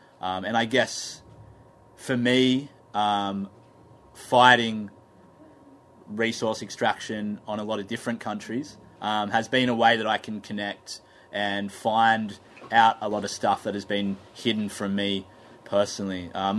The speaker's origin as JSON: {"language": "English", "town": "Taree", "region": "New South Wales", "country": "Australia", "tie": "born or raised there", "also_born_or_lived": "Newcastle, New South Wales / Narrabri, New South Wales", "moved": "as an adult", "said": "Wiradjuri. I grew up on Biripi country, Taree. I spent the last 10 years mostly on Awabakal and Warramai country, which is Newcastle, the world's biggest coal port, and then going up into Gomeroi, Kamilaroi country"}